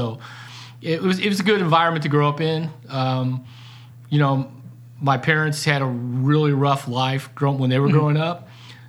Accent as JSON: {"language": "English", "area": "North St. Louis County", "region": "Missouri", "country": "United States", "tie": "born or raised there", "also_born_or_lived": "Ozarks", "accent": "Ozark", "said": "I grew up in North St. Louis County"}